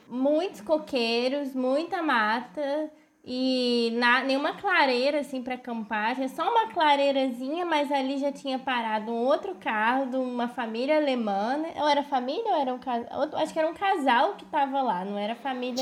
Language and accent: Portuguese; Brazil